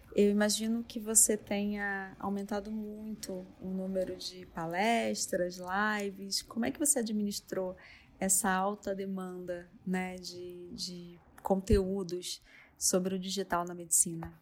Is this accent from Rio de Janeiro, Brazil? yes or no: yes; Rio de Janeiro, Brazil; moved away as an adult; now in São Paulo, Brazil; eu sou carioca, mas eu estou em São Paulo há mais de 16 anos